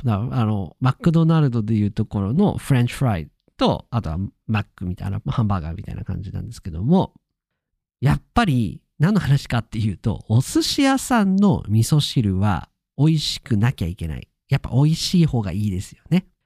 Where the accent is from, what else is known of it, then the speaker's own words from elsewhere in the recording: Akita, Japan; 秋田、私の地元最後の夜になります。